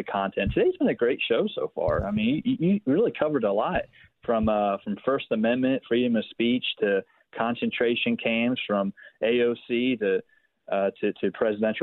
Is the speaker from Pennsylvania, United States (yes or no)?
yes; Philadelphia, Pennsylvania, United States; I grew up in Philadelphia, the city of brotherly love